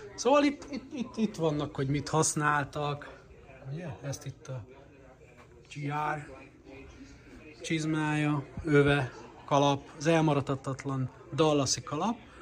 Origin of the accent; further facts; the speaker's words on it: Hungary; magyarként, gyerekként a 80-as, 90-es években